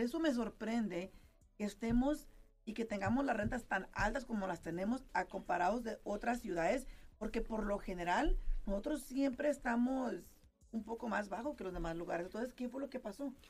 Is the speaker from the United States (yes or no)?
yes; California, United States; moved away as an adult; now in Las Vegas, United States; yo soy originaria de California